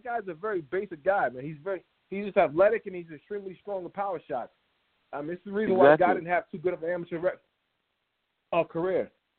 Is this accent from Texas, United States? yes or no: no; Miami, Florida, United States; I'm from Miami.